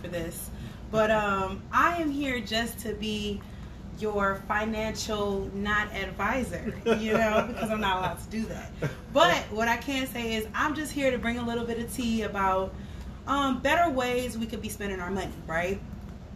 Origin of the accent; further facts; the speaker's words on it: Cleveland, Ohio, United States; moved away as an adult; now in Houston, United States; I came all the way home to Cleveland just to spread the word. I love my city.